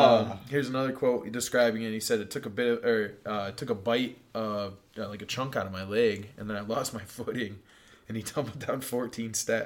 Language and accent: English; Michigan, United States; I grew up here in Michigan.